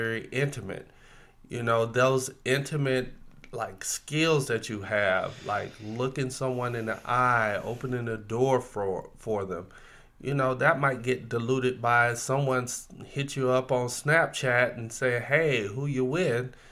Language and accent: English; Florida, United States; growing up in the South. In Florida